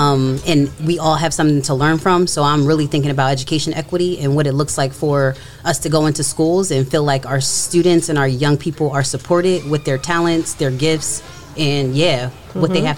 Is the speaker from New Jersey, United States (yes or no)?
yes; Trenton, New Jersey, United States; Wasn't born, but definitely raised.